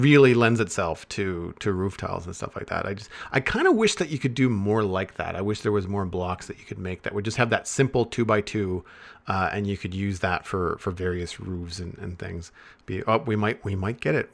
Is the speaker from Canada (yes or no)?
yes; Canada; me being Canadian